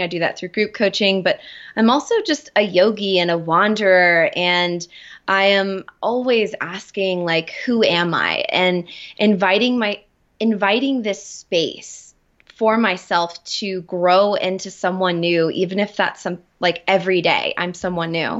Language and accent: English; Florida, United States; moved away as an adult; also born or lived in Atlanta / Colorado; I was raised in Florida